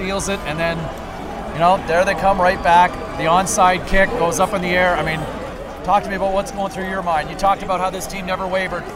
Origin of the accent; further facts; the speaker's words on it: Ottawa, Ontario, Canada; born and bred in Ottawa